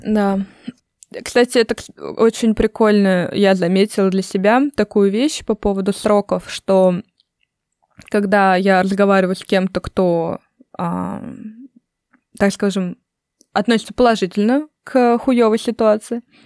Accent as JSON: {"language": "Russian", "country": "Russia", "also_born_or_lived": "United States", "said": "я из России"}